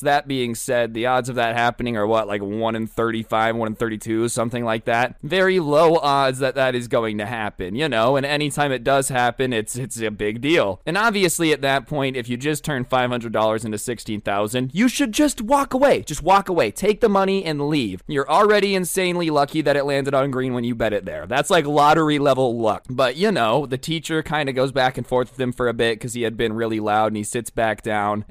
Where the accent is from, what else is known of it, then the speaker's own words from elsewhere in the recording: Las Vegas, Nevada, United States; I'm from Las Vegas